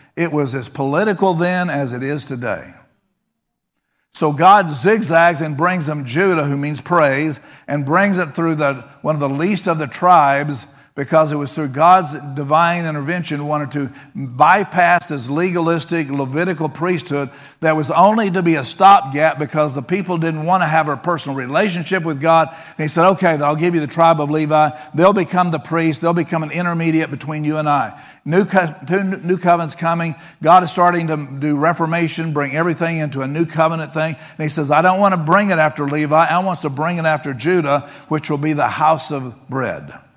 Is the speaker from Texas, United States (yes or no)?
yes; Texas, United States; I grew up in Texas